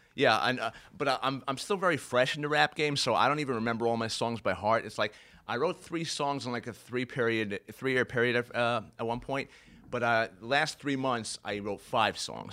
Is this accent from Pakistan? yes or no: no; Brooklyn, New York, United States; I grew up mostly in Brooklyn